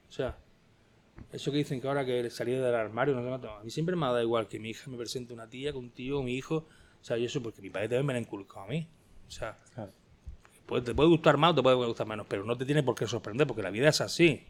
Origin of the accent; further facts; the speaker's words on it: Spain; also born or lived in Almería; soy español